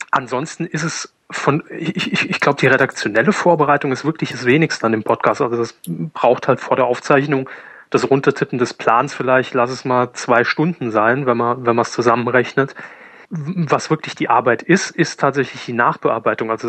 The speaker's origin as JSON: {"language": "German", "town": "Saarbrücken", "region": "Saarland", "country": "Germany", "tie": "born there", "said": "Gut, Jahrgang 84, auch geboren in Saarbrücken, ähm, wobei kein wirklicher Lokalpatriot."}